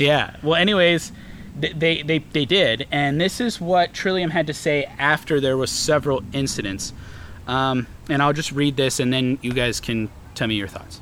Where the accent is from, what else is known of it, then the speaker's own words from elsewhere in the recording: New England, United States; we are from New England